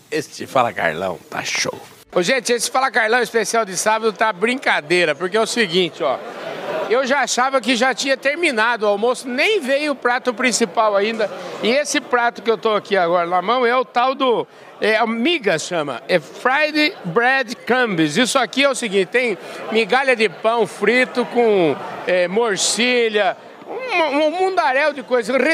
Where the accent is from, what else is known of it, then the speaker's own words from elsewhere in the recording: Mato Grosso, Brazil; Eu vim do Mato Grosso.